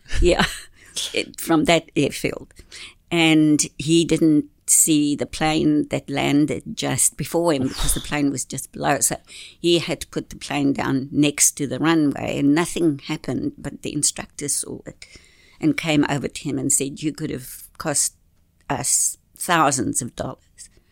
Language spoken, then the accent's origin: English; Orewa, Auckland, New Zealand; also born or lived in Whangaparaoa; I'm from Orewa